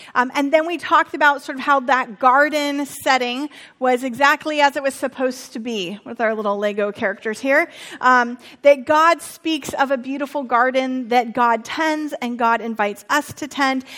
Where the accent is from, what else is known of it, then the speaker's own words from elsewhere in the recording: Santa Rosa, California, United States; moved away; my hometown just went through a natural disaster of the firestorms